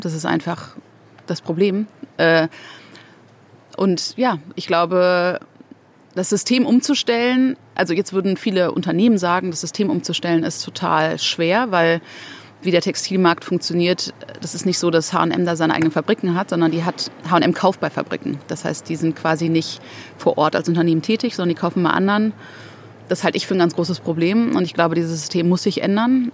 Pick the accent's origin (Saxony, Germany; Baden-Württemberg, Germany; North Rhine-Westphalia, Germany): North Rhine-Westphalia, Germany; Ruhr area; also born or lived in Mexico City, Mexico; wir sind im Ruhrpott aufgewachsen.